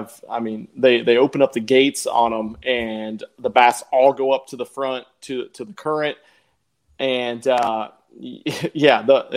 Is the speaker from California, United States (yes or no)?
no; Nebraska, United States; moved away as an adult; I grew up and lived in Nebraska my whole childhood, besides the last year and a half